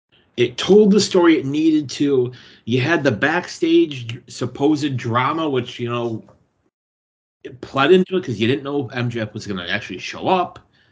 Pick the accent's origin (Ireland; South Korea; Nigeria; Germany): Ireland; Hey, I'm Irish, so what can I say? Potatoes.